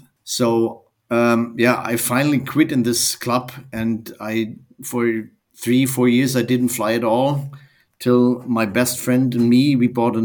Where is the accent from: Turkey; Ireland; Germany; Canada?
Germany; I'm from Germany.